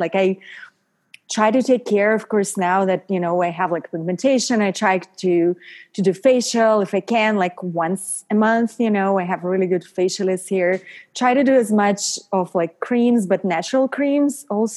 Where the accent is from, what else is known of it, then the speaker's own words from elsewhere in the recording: Paris, Île-de-France, France; moved away as an adult; now in Los Angeles, United States; I grew up in Paris